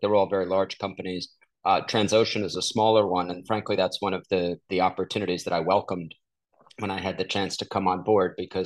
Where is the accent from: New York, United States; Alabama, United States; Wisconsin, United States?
New York, United States; New York City; also born or lived in Washington, D.C. / Dallas; now in Houston, United States; I'm a New Yorker who grew up in New York City